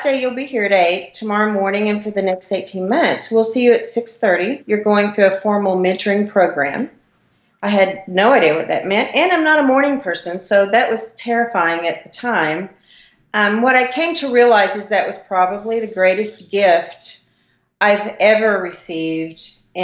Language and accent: English; southeast Oklahoma, United States; accent: Oklahoma; moved away as an adult; also born or lived in Florida; I grew up in a very small town in southeast Oklahoma.